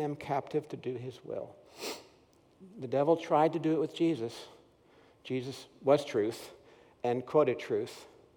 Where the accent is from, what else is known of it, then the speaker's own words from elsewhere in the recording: Paramus, New Jersey, United States; moved away; I grew up in Paramus, New Jersey, right near New York City